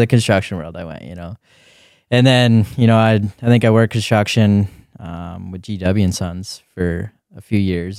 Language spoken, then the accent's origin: English; Grand Forks, North Dakota, United States; lived in Grand Forks for, for a while, moved east, Grand Forks, Uh, I think I was in fourth grade at that, that time